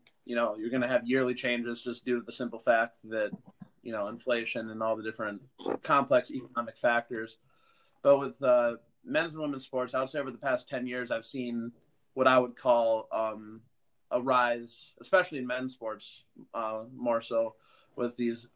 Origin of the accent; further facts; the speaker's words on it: Boston, Massachusetts, United States; born there; I was born in Boston, so pretty much every Boston team, you're going to get a pretty big response out of me